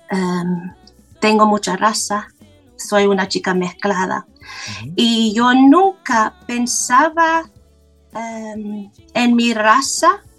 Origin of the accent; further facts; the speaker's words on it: London, United Kingdom; Spanish is a second language; nací en Londres, soy inglesa